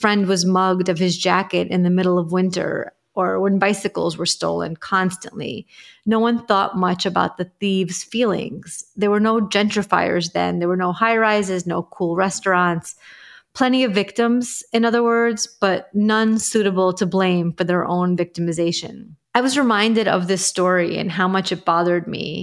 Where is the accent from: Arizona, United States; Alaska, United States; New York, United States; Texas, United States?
New York, United States; I grew up in Ditmas Park